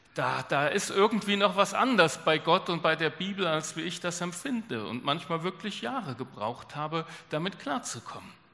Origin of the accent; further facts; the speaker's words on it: Germany; bei uns in Deutschland